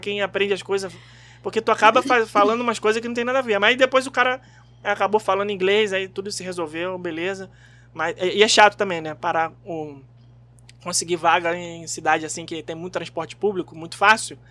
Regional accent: Rio de Janeiro, Brazil; Como um bom carioca que sou

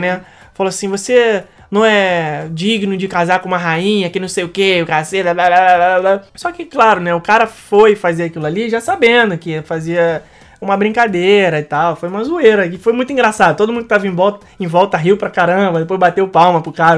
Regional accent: Brazil; a gente é um grupo é, de brasileiros

